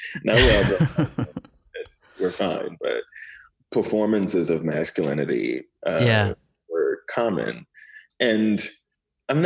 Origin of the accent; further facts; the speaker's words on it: Miami, Florida, United States; also born or lived in Port-au-Prince, Haiti; growing up in Miami